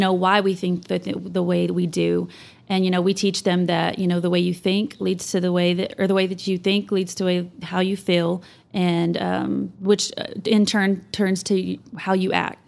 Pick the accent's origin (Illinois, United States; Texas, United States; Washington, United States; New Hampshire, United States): Texas, United States; Canyon; also born or lived in Amarillo, Texas / Plainview, Texas; I was born here, but I was raised in Canyon